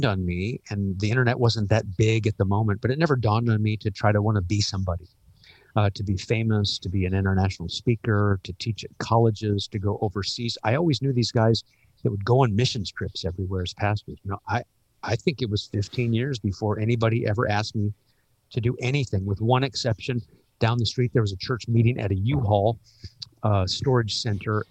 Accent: Omaha, Nebraska, United States; also born or lived in Los Angeles, California; now in Worcester, United States; Born and raised in Omaha, moved in 82 to Los Angeles

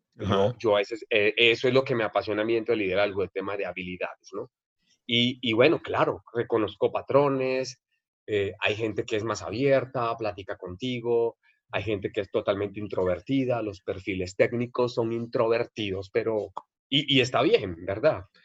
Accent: Barranquilla, Atlántico, Colombia; moved away as an adult; now in Mexico; de Barranquilla.

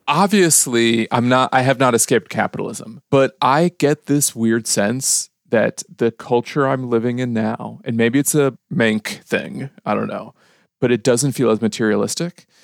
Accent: Chicago, Illinois, United States; moved away as an adult; now in United Kingdom; we said, "Chicago."

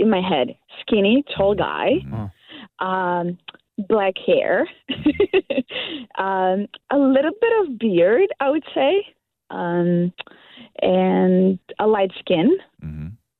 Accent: North Macedonia; English is a second language; moved away as an adult; now in Canada; I'm from a country that barely people know about. It's called Macedonia

